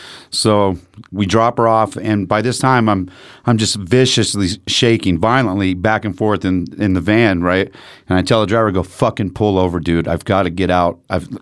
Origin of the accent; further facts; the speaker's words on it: United States; And I'm from America